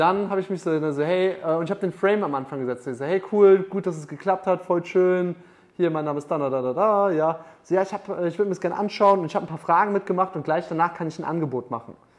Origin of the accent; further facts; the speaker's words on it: Munich, Bavaria, Germany; moved away; ich komme aus München